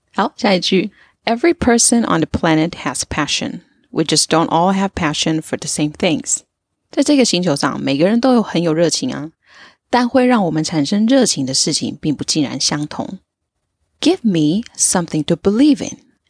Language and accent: Chinese; Tainan, Taiwan; 我自己是在台南长大，然后从来没有出过国，但是一直以来都对英文非常非常的有兴趣。现在呢是在外商公司担任专案经理的工作